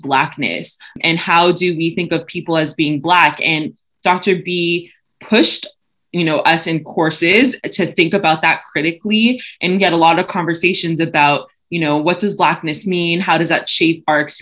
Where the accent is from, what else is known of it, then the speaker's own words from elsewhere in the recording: Toronto, Ontario, Canada; moved away as an adult; also born or lived in Brampton, Ontario; now in Florida, United States; growing up in Canada, in Toronto